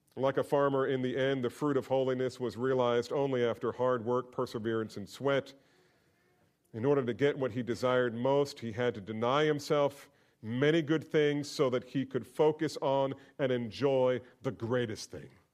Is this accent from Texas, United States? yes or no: no; New Jersey, United States; moved away; I grew up there. I grew up in New Jersey